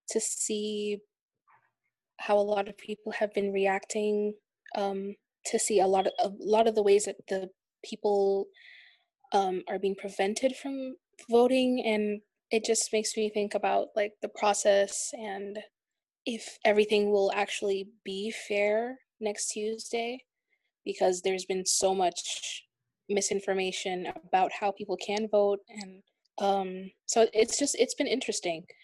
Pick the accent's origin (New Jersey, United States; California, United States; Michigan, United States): New Jersey, United States; I'm a student at Full Sail University. I'm from New Jersey.